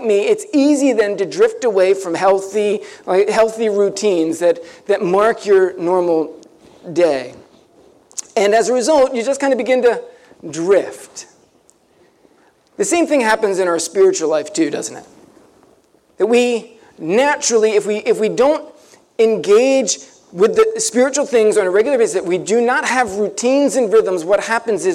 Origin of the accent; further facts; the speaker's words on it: Ocean City, New Jersey, United States; I grew up down near Ocean City.